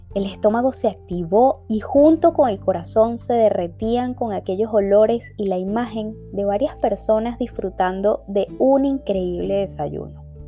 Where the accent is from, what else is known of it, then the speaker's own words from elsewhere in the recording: Venezuela; now in Spain; soy una venezolana viviendo en España